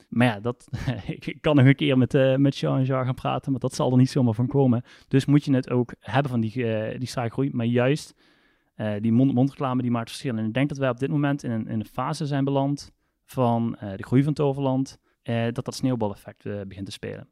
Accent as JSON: {"language": "Dutch", "region": "South Limburg", "country": "Netherlands", "said": "ik ben een Limburg, ik kom uit Zuid-Limburg"}